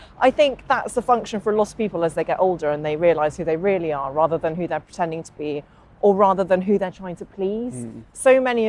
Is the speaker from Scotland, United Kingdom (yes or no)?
no; Northern Ireland, United Kingdom; I grew up in Northern Ireland, just outside Derry, went to school in Derry. You can't tell because I don't have the accent.